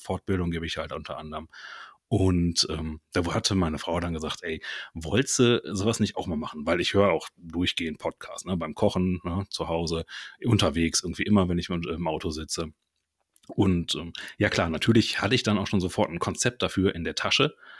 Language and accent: German; Ruhr area / Lower Rhine border, North Rhine-Westphalia, Germany; Bin auch aus dem Ruhrpott, beziehungsweise so das äh, wilde Grenzland zwischen Ruhrpott und Niederrhein komme ich her.